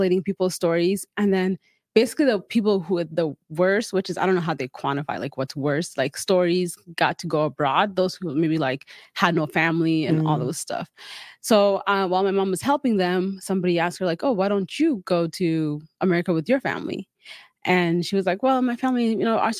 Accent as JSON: {"language": "English", "region": "Utah", "country": "United States", "tie": "born or raised there", "also_born_or_lived": "Kakuma, Kenya / South Sudan", "first_language": "Dinka", "second_language": "English", "lives_now": "Boise, United States", "said": "I grew up most of my life in Utah, but I was born and raised in Kenya, a refugee camp. Then I moved to Utah as a refugee when I was 8, almost 9, and basically lived in Utah since"}